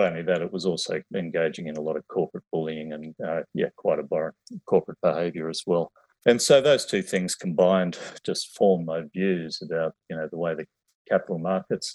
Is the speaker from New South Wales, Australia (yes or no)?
yes; Sydney, New South Wales, Australia; I grew up in Western Sydney